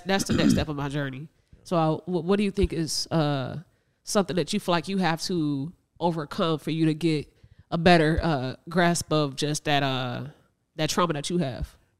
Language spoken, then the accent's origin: English; Northwest Indiana, United States; We are from Northwest Indiana in the Chicagoland area